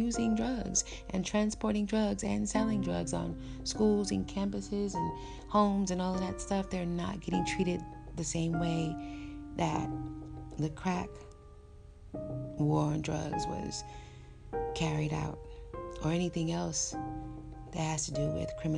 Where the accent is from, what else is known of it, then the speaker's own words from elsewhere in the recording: United States; me living and growing up in America